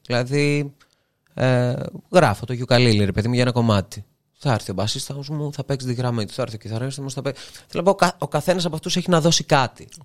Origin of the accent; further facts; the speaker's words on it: Serres, Central Macedonia, Greece; moved away as an adult; also born or lived in Thessaloniki; now in Athens, Greece; σε μια πόλη σαν τις αίρες επαρχία